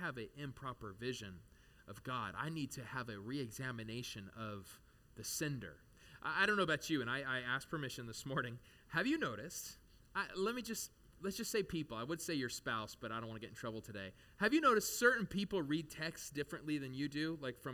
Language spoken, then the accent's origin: English; United States; as an American